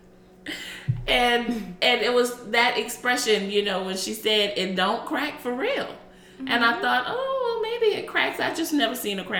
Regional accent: United States; I'm African American

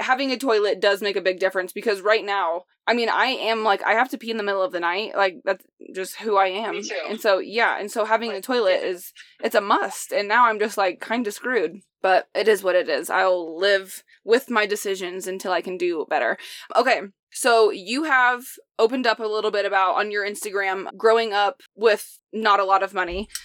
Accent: Indiana, United States; moved away; I'm from Indiana

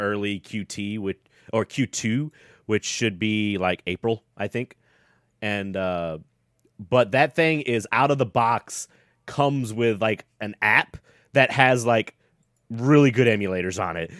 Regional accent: the South, United States; I was born in the South

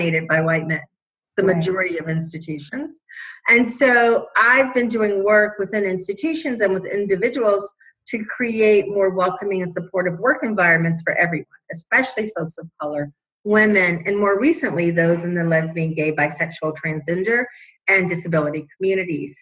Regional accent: Chicago, Illinois, United States; I am from Chicago originally, a lower middle class family.

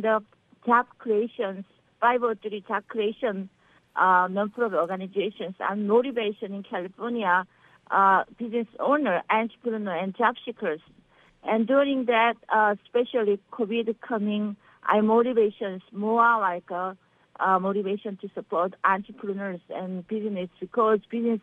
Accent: Seoul, South Korea; English is a second language; also born or lived in Andong, South Korea; now in Beverly Hills, United States; I am from South Korea, Seoul, Korea. I born Andong countryside. Yes, I'm from South Korea

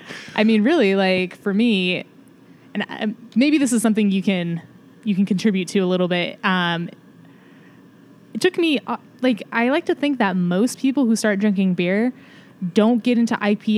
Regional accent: Sonoma County, Northern California, United States; now in Seattle, United States; I'm from Northern California, Sonoma County. So like Russian River, Lagunitas is where I'm from growing up.

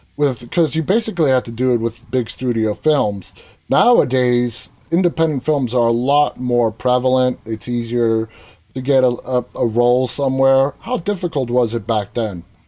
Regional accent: New York City, New York, United States; I was born and raised in New York City in the mid 70s

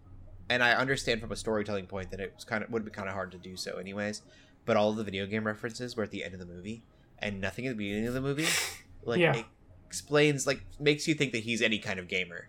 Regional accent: Omaha, Nebraska, United States; also born or lived in South Dakota / Denver; now in Fort Smith, United States; but I grew up in Omaha, Nebraska. I've been all over the place. Very centralized, like South Dakota, Omaha, Nebraska, Denver, Colorado, and now Fort Smith, Arkansas.

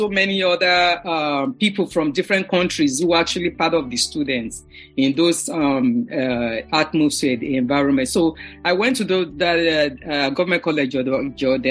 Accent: Lagos, Nigeria; moved away as an adult; now in New York, United States; I was born and raised in Lagos and lived with my parents during the formative years

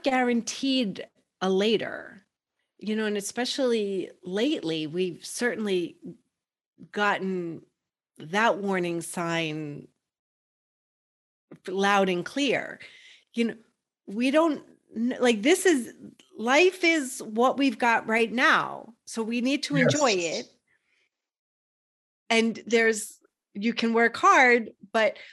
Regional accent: New York, United States; I grew up in New York, that's what was expected of me.

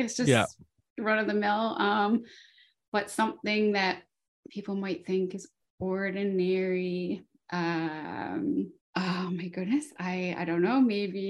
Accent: Newfoundland and Labrador, Canada; Oh, something cool about my hometown. It's a pretty cool place to have access to sea and mountains, Newfoundland version of mountains anyway.

